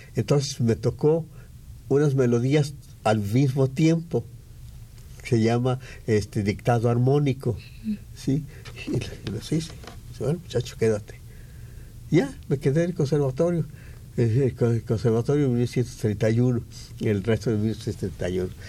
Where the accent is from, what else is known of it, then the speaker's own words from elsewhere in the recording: San Gabriel, Jalisco, Mexico; moved away as an adult; now in Mexico City, Mexico; soy de San Gabriel, Jalisco, un pueblo que está allá en la sierra.